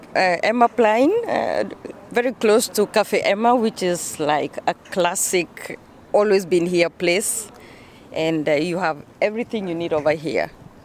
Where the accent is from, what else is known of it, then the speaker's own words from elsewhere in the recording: Embu, Embu County, Kenya; moved away as an adult; also born or lived in Utrecht, Netherlands / Amsterdam, Netherlands; now in The Hague, Netherlands; I was born and raised in Kenya, in Embu.